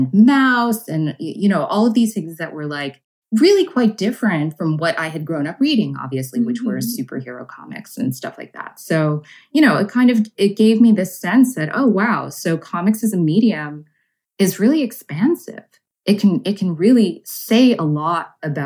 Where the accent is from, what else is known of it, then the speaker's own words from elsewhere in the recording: New York City, New York, United States; I grew up in Brooklyn